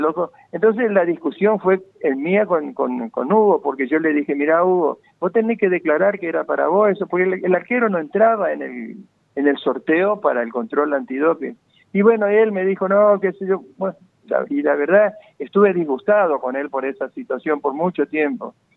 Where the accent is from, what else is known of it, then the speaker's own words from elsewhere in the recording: Goya, Corrientes, Argentina; moved away; amigos allá de Goya, por de mi pueblo